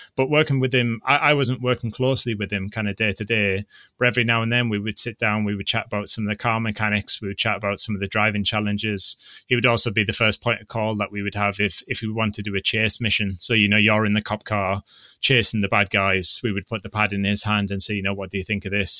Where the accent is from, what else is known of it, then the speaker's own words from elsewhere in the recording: North East England, United Kingdom; I'm from the Northeast